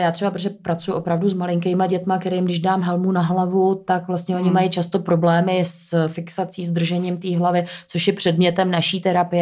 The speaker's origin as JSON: {"language": "Czech", "town": "Ústí nad Labem", "region": "Ústí nad Labem Region", "country": "Czechia", "also_born_or_lived": "Prague", "moved": "as an adult", "lives_now": "České Středohoří, Czech Republic", "said": "já jsem původně z Ústí nad Labem"}